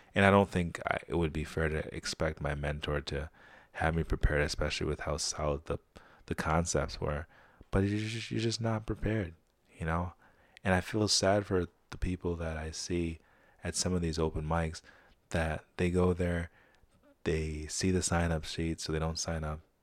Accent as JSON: {"language": "English", "town": "Saratoga", "country": "United States", "tie": "born or raised there", "said": "growing up in Saratoga."}